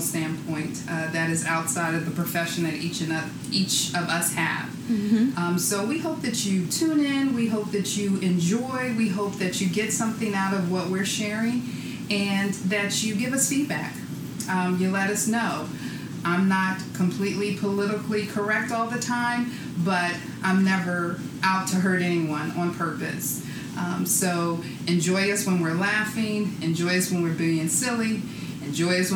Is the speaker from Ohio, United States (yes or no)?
no; San Francisco, California, United States; now in Philadelphia, United States; I'm originally from San Francisco, but I definitely consider myself both a San Francisco and a Philly girl.